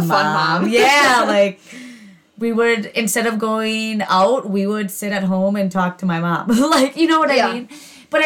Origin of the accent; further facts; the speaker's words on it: Wisconsin, United States; we're from the Midwest in Wisconsin